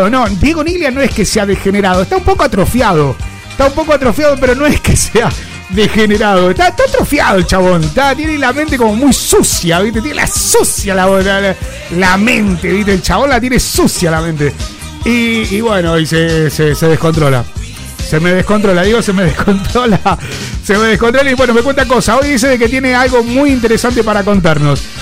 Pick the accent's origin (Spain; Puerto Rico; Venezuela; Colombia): Spain; Valencia, Valencian Community; Soy de Valencia, Valencia, ¿no? VLC, ok, Valencia.